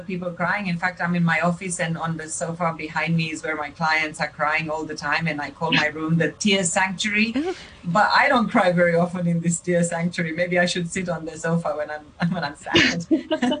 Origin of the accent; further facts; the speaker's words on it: Romania; moved away; When I was born in Romania